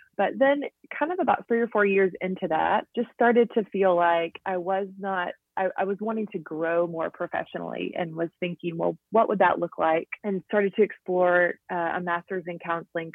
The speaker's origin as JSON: {"language": "English", "town": "Jackson", "region": "Tennessee", "country": "United States", "also_born_or_lived": "Kanakuk, Missouri / Nashville, Tennessee", "moved": "as an adult", "said": "I'm originally from Jackson, Tennessee, which is about two hours from Nashville."}